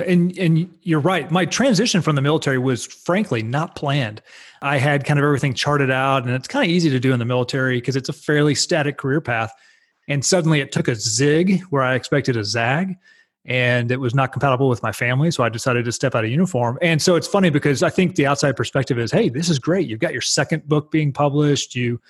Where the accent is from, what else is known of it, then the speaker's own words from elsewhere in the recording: Texas, United States; But yeah, I grew up in Dallas-Fort Worth, North Texas, spent the entirety of my career, at least to this point, as a U.S. Navy fighter pilot.